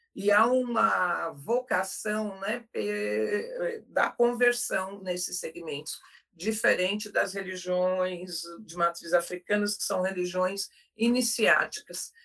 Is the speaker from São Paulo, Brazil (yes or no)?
yes; São Paulo, Brazil; eu sou como paulistana